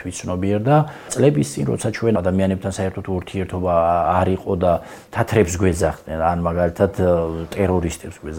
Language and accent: Georgian; Georgia; ჩვენ ვართ ქართველი მუსლიმი